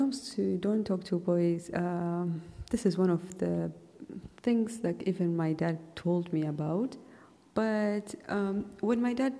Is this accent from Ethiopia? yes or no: yes; Ethiopia; also born or lived in Saudi Arabia; I wasn't living in my own country and I'm from Ethiopia. So in Ethiopia, the culture and everything is way different than how it is in Saudi Arabia.